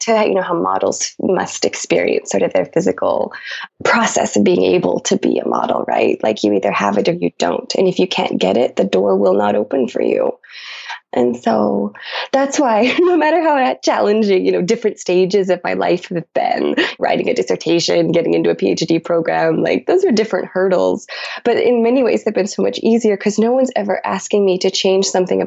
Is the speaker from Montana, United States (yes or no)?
yes; Billings, Montana, United States; my hometown in Billings, Montana, where I grew up